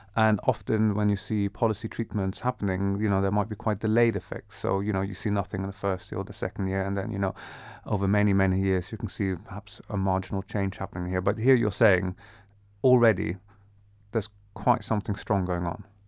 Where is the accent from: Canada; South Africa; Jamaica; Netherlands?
Netherlands; moved away as an adult; I grew up in the Netherlands. I was there for many years of my life.